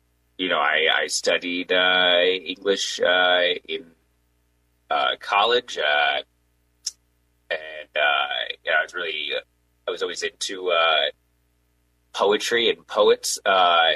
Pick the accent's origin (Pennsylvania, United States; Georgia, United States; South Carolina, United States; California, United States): South Carolina, United States; Charleston; now in Reno, United States; I'm from the East Coast. Originally I was born in Charleston